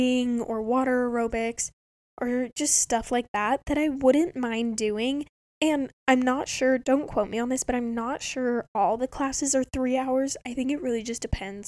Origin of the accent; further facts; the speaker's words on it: Spokane, Washington, United States; all the other colleges in my hometown